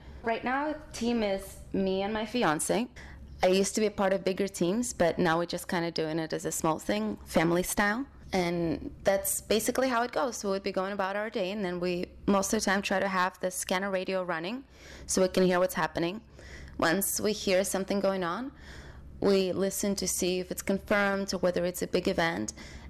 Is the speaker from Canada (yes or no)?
no; London, United Kingdom; also born or lived in Ukraine / Oxford; now in New York, United States; I was born in Ukraine and grew up in London, Oxford first, then London, then I moved to LA, and then I moved to New York.